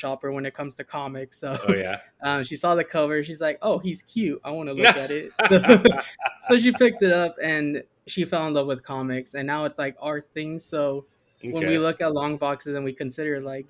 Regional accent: Yuma, Arizona, United States; I grew up in Yuma, Arizona

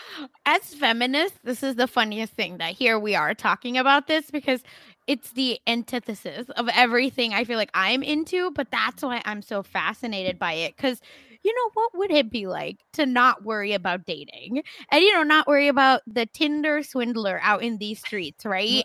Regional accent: India; I'm Indian

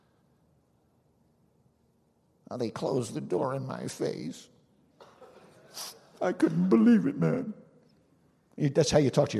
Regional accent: New Jersey, United States; I'm from New Jersey

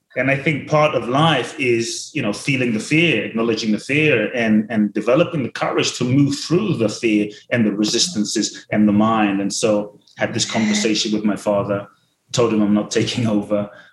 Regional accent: London, United Kingdom; also born or lived in Ghana; now in Los Angeles, United States; I grew up in London

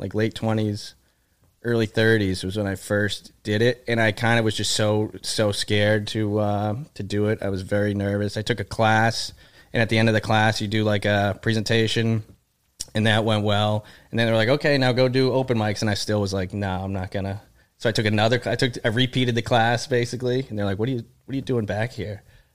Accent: Shrewsbury, Massachusetts, United States; also born or lived in Boston, Massachusetts; Shrewsbury, Massachusetts, right next to Worcester.

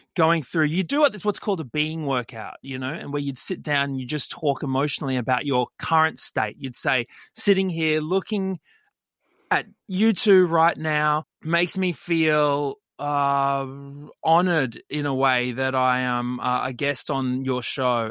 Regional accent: Brisbane, Queensland, Australia; I grew up in Brisbane, West Brizzy

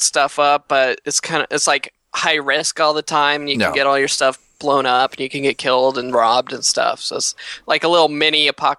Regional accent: Canberra, Australian Capital Territory, Australia; I'm from Canberra, specifically Woden.

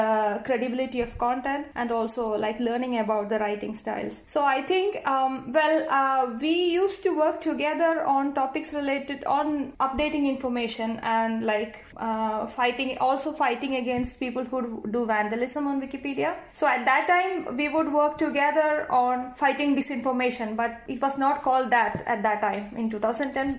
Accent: India; first language Malayalam; English is a second language; India, the country I come from

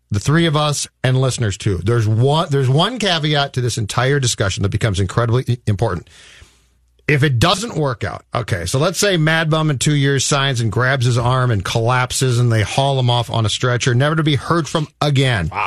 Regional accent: Corcoran, Minnesota, United States; I grew up in Corcoran

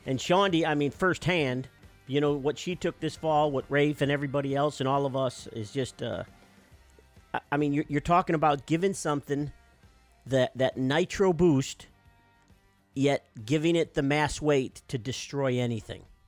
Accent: Midwest, United States; We're from the Midwest

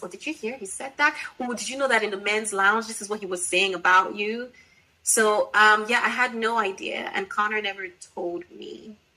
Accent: Nigeria; me being Nigerian

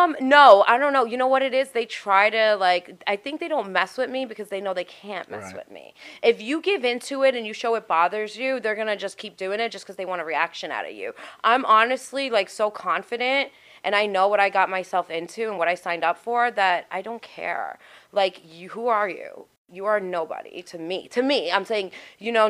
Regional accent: New York City, New York, United States; I'm from Staten Island

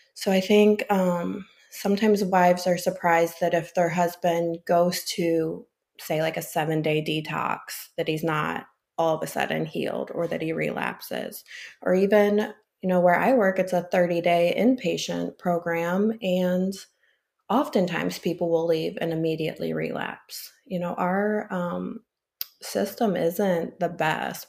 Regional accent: St. Louis, Missouri, United States; also born or lived in Illinois / Florida; I'm originally from the Saint Louis area, and I'm currently in Florida for the winter.

